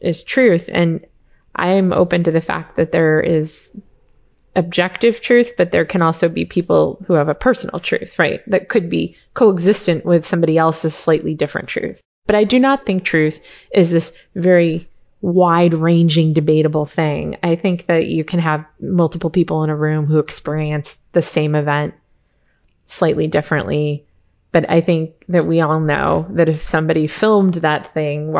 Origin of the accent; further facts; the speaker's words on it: United States; I'm an American